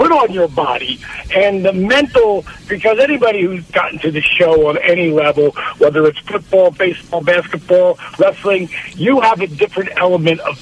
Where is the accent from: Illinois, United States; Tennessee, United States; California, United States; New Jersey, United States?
New Jersey, United States; moved away as an adult; now in Atlanta, United States; I grew up in New Jersey